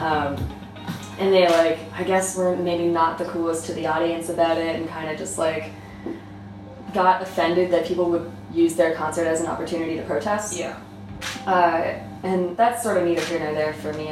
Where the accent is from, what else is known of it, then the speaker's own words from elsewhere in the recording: Toronto, Ontario, Canada; I'm from Toronto.